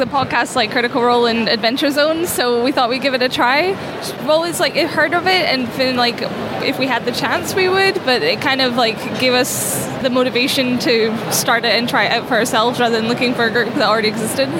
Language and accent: English; Aberdeen, Scotland, United Kingdom; We're from Aberdeen, northeast of Scotland.